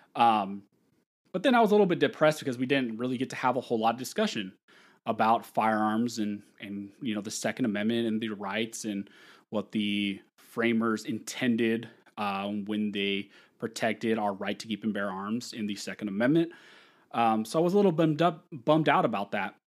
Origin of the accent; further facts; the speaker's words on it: California, United States; also born or lived in Pennsylvania; a job opportunity in my hometown to work with a local firm